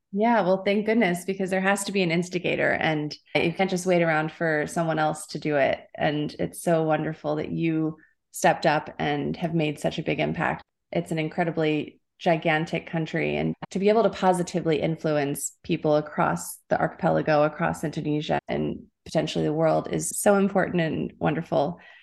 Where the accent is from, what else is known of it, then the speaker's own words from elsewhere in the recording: United States; I grew up in the United States